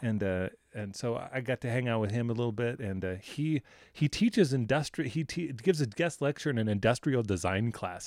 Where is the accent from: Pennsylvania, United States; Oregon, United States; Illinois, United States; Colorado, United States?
Colorado, United States; Boulder; I'm from Boulder, Colorado